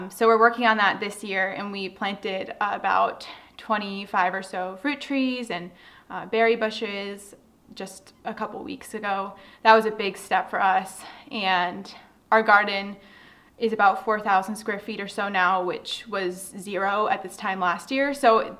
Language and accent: English; Southern California, United States; moved away as an adult; now in Upstate New York, United States; I grew up in Southern California